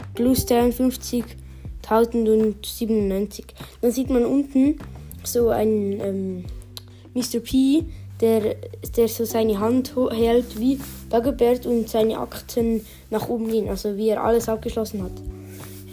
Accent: Switzerland; bei uns in der Schweiz

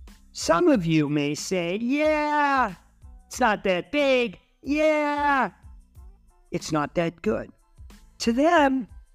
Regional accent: Framingham, Massachusetts, United States; my hometown of Framingham, Mass.

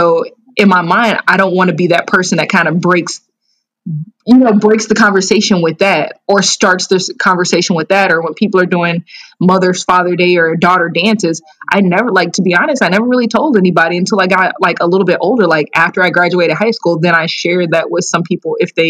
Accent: Naperville, Illinois, United States; also born or lived in Columbus, Georgia; I'm from Naperville, Illinois. I was born in Columbus, Georgia. I'm an Army brat, so my dad was in the military, and I actually moved to Naperville shortly after he was stationed in Germany.

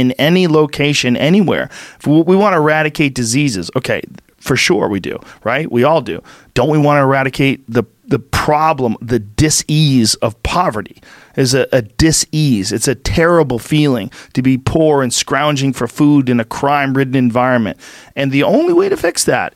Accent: Boston, Massachusetts, United States; I'm from Boston

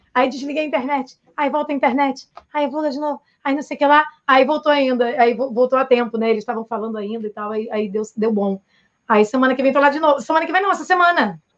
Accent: Niterói, Rio de Janeiro, Brazil; eu sou de Niterói

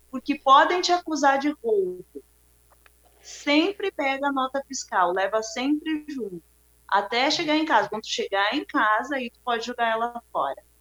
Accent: Bahia, Brazil; eu sou baiana, né? eu deixei de ser daqui, porque aqui no sul a gente não tem pretos, né?

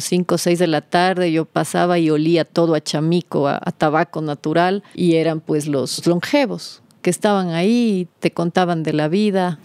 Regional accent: Cuenca, Azuay, Ecuador; also born or lived in Loja / Vilcabamba / Costa Rica; Yo nací en Cuenca, mi madre cuencana, mi padre lojano siempre hemos estado divididos entre las dos provincias, sí, entre Cuenca y Loja.

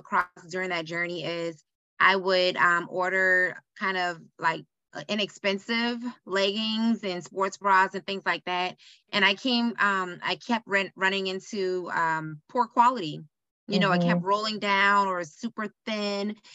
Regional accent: Charleston, South Carolina, United States; moved away as an adult; also born or lived in Greenwood, South Carolina; now in Charlotte, United States; I am from Charleston, South Carolina. Born and raised there.

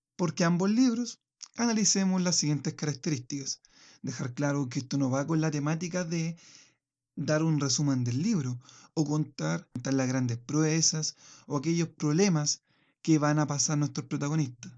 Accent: Chile; en el caso chileno, mi, nación

